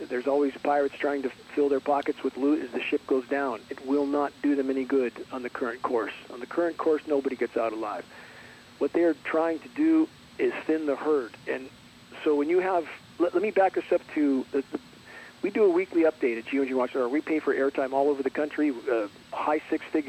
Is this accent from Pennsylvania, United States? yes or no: no; Southern California, United States; I grew up in Southern California